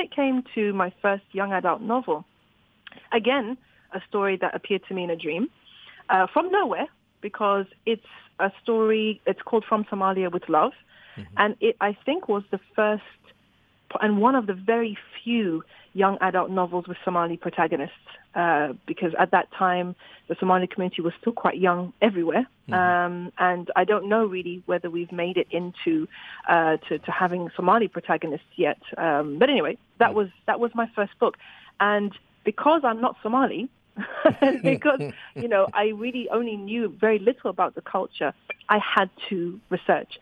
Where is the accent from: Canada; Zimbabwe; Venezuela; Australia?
Zimbabwe; I grew up in Zimbabwe